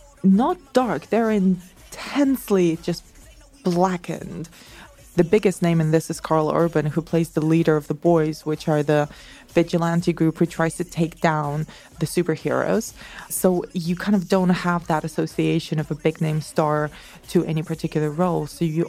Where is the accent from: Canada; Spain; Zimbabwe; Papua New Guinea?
Spain; Barcelona, Catalonia; also born or lived in Madrid; I'm from Barcelona.